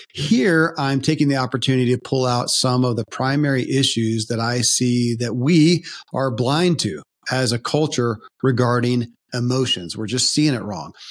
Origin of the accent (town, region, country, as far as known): Kentucky, United States; born or raised there